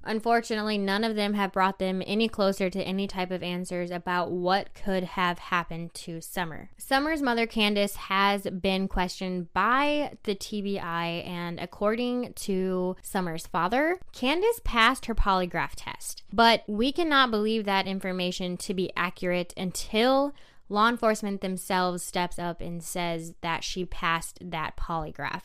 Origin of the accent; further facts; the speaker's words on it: Tennessee, United States; moved away; also born or lived in South Dakota; Tennessee is my home state